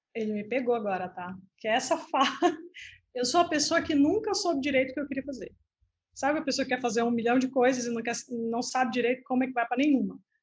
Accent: Belém, Pará, Brazil; now in Santa Catarina, Brazil; eu sou na, nascida em Belém do Pará e moro em Santa Catarina

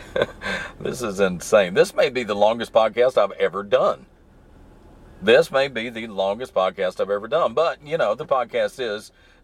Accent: the South, United States; accent: southern; I don't have a very pronounced southern accent

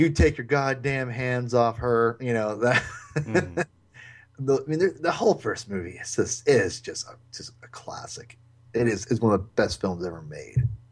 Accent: Lake Stevens, Washington, United States; growing up in Lake Stevens, Washington

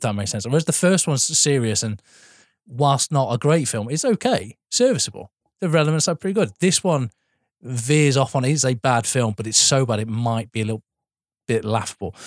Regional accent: Sheffield, Yorkshire and the Humber, United Kingdom; now I'm from Sheffield

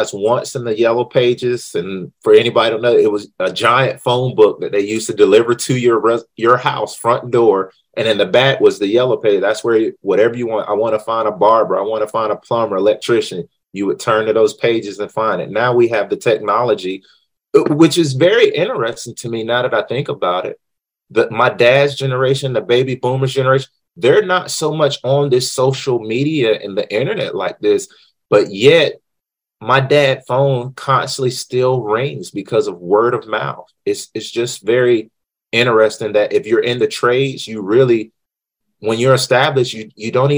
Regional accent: North Carolina, United States; I'm from North Carolina

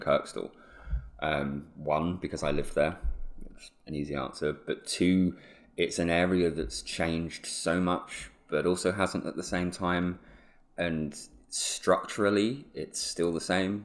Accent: Suffolk, East of England, United Kingdom; now in Leeds, United Kingdom; have been born and raised in the home counties, Suffolk

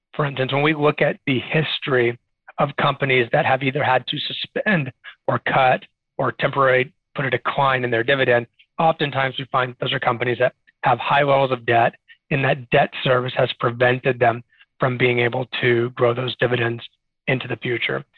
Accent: Arlington, Texas, United States; also born or lived in Austin, Texas; now in San Antonio, United States; I have been a Texas native my whole life. So I grew up in the Dallas Fort Worth area in Arlington, Texas

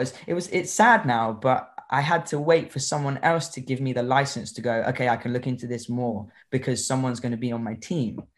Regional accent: Newquay, South West England, United Kingdom; I grew up in Newquay in Cornwall

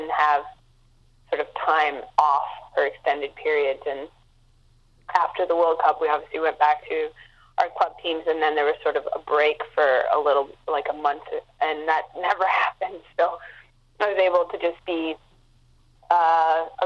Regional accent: Montreal, Quebec, Canada; now in Vancouver, Canada; it was my hometown

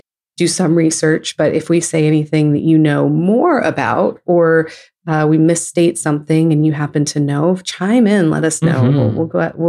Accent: California, United States; also born or lived in New York region; now in Houston, United States; I'm from California

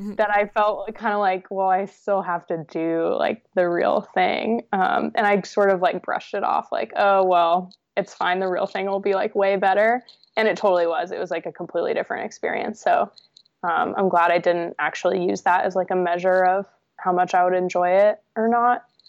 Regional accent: New Hampshire, United States; also born or lived in New York; we moved to New Hampshire from New York where we were living, um, when I was about, I think, five years old

